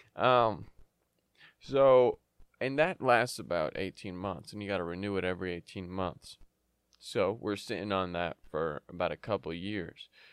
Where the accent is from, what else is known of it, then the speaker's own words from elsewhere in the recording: United States; also born or lived in Yemen; I came to the U S when I was a six month, six, eight, whatever, same thing, six, eight months old.